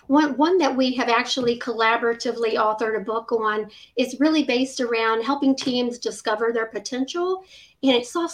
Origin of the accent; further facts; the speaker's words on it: Virginia, United States; I've lived in Virginia all my life